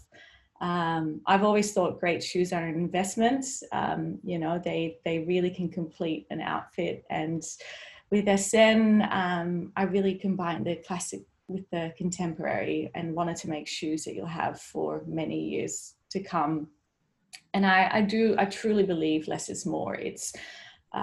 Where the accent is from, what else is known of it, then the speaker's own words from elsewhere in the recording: Netherlands; I grew up in the Netherlands